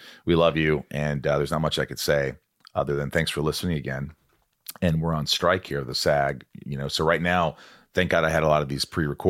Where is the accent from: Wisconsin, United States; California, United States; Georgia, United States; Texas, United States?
California, United States; Los Angeles; from the Hollywood Hills in California.